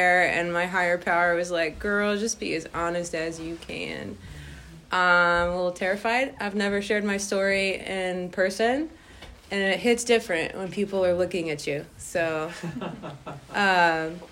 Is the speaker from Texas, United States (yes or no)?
yes; Austin, Texas, United States; born and raised in Austin, Texas